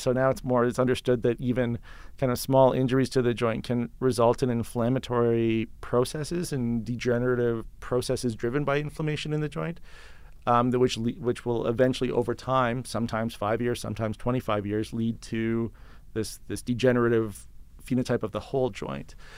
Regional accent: just outside of Toronto, Ontario, Canada; moved away as an adult; also born or lived in London, Ontario; now in Calgary, Canada; I was born in Ontario and then just outside of Toronto

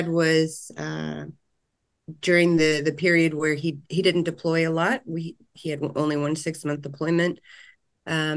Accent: Virginia Beach, Virginia, United States; moved away as an adult; now in Louisville, United States; I'm proud Navy brat. Grew up outside of the world's largest naval base in Virginia Beach, Virginia.

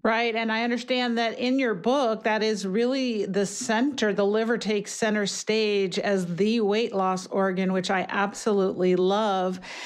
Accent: New York City, New York, United States; I grew up in New York City

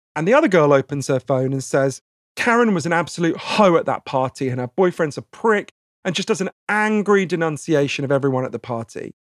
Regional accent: United Kingdom; accent: posh; I'm British

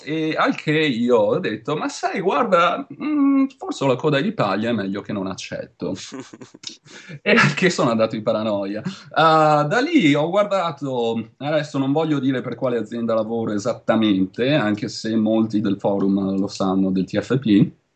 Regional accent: Veneto, Italy; accent: Venetian; moved away as an adult; also born or lived in Liguria; now in Santa Cruz, United States; Io sono veneto, se non si sente

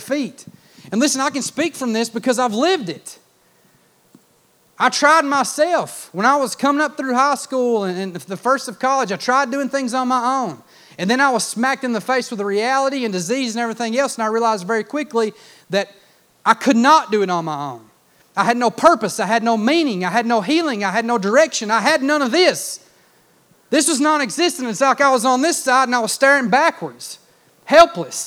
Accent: United States; I grew up in Clay County

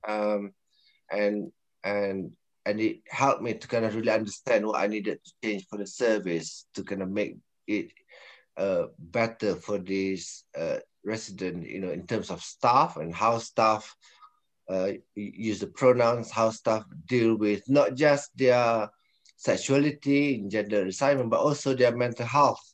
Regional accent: Malaysia; now in United Kingdom; I'm Malaysian

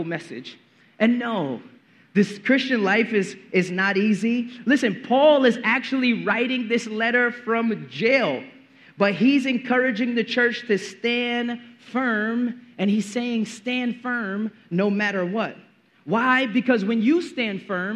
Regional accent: New York City, New York, United States; I grew up in Brooklyn in the 90s

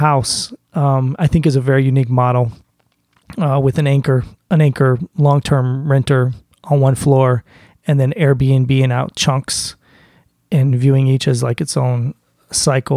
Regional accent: Boston, Massachusetts, United States; as a Bostonian

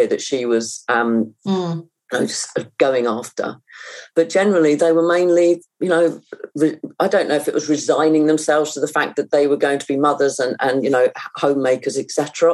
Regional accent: United Kingdom; also born or lived in Chile; being British

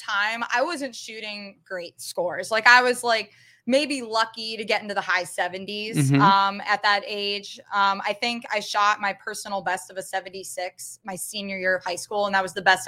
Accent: Vienna, Ohio, United States; So I grew up in the area. I'm originally from Vienna.

